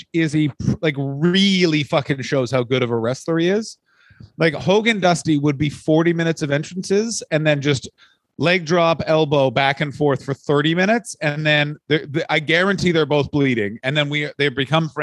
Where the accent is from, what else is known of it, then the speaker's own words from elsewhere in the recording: Canada; we come from Scottish, Irish, English stock in Canada